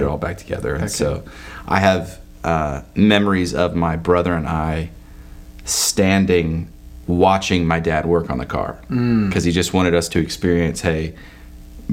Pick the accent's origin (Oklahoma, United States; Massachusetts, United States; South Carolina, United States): Oklahoma, United States; Edmond; I grew up in Edmond, Oklahoma.